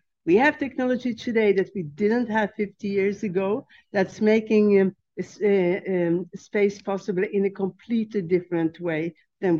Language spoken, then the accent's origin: English; Sweden; also born or lived in Czechoslovakia; which forced my mother to flee the country with myself and my kid brother. So she took us to Sweden